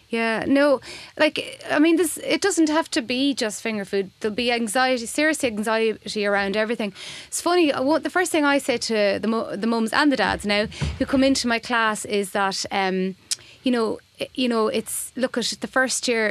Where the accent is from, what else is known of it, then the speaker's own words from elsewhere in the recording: Boyle, Connacht, Ireland; moved away; I moved home. I'm from Boyle, County Roscommon, so I moved home